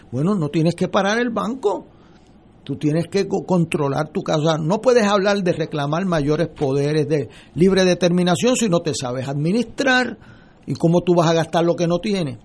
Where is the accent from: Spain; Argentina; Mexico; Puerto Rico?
Puerto Rico; como puertorriqueños